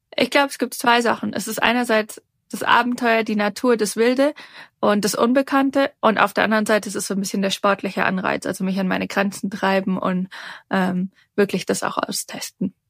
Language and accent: German; Darmstadt, Hesse, Germany; now in Switzerland; ich komme ursprünglich aus Darmstadt, ähm, lebe aber schon lange in der Schweiz